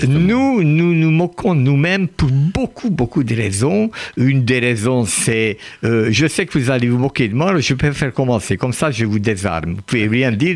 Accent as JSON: {"language": "French", "country": "France", "said": "j'aime beaucoup la France, j'y vis. Je suis français"}